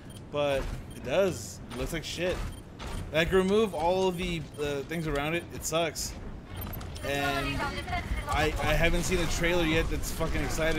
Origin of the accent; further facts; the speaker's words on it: United States; Considering I'm American.